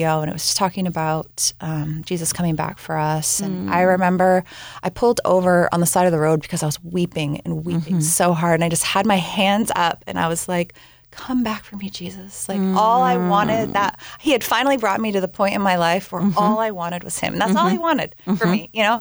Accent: Washington, United States; moved away as an adult; also born or lived in Southern California; I ended up randomly getting stuck back in my hometown, back up in Washington State

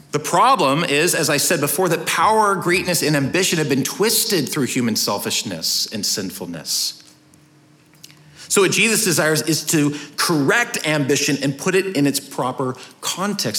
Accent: United States; us as American citizens

